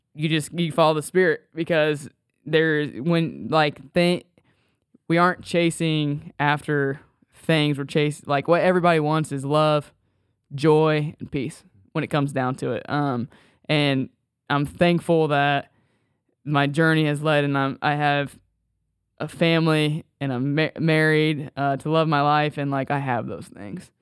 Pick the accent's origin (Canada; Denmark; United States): United States; Sweetser, Indiana; also born or lived in Marion, Indiana; I grew up in Sweetser, uh, Indiana